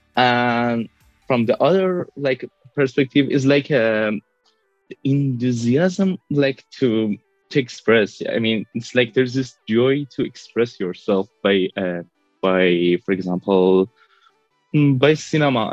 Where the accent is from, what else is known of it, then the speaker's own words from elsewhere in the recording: Tehran, Tehran Province, Iran; moved away as an adult; now in Brussels, Belgium; I was born in Tehran, but I'm living in Brussels